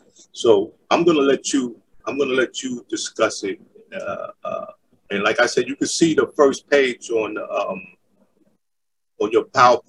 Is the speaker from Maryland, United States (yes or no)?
no; New York City, New York, United States; We grew up together in Queensbridge